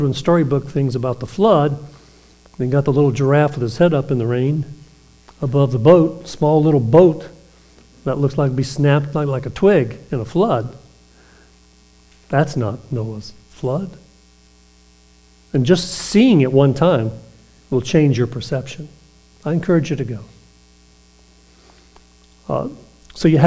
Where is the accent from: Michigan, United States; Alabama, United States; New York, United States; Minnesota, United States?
Alabama, United States; Eufaula; But I was raised in Alabama.